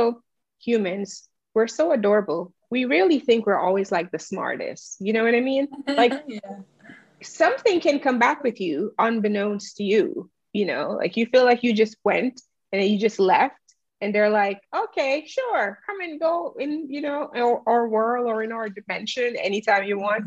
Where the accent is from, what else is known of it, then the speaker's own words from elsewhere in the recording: Jamaica; I'm Jamaican